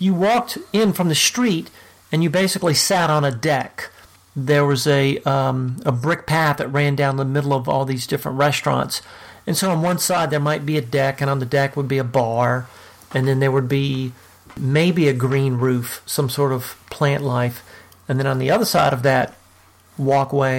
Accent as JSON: {"language": "English", "town": "New Orleans", "region": "Louisiana", "country": "United States", "tie": "born or raised there", "moved": "yes", "said": "And I'm from New Orleans. I grew up in New Orleans."}